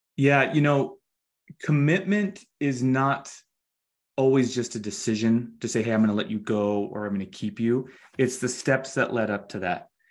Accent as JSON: {"language": "English", "region": "Utah", "country": "United States", "said": "we're from Utah"}